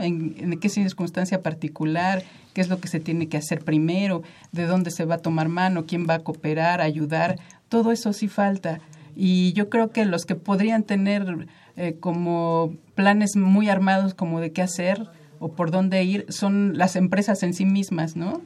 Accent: Mexico; somos muchísimos mexicanos

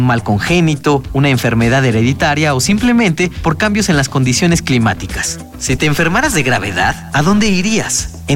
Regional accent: El Salvador; now in Mexico; tengo 29 años y soy del Salvador, estudio en la Universidad de Guanajuato.

